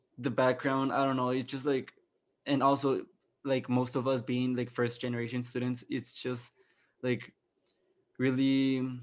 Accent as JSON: {"language": "English", "country": "Mexico", "moved": "as an adult", "lives_now": "Arizona, United States", "said": "I was the only Hispanic / Mexican in my floor"}